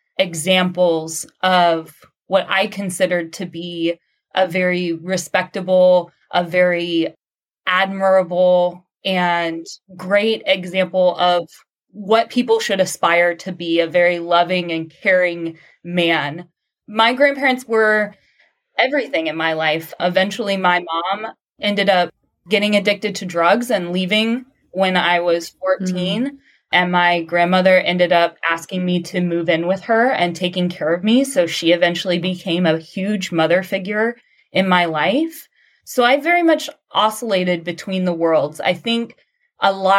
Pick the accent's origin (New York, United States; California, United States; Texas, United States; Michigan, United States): Texas, United States; Southeast; I grew up and now live in Southeast Texas